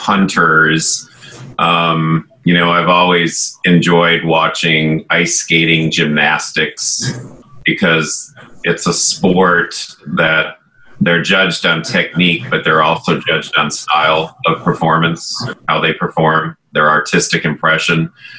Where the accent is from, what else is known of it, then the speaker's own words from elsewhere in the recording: Barrington, Illinois, United States; I grew up in Barrington, Illinois, and everyone in the neighborhood all had horses and ponies.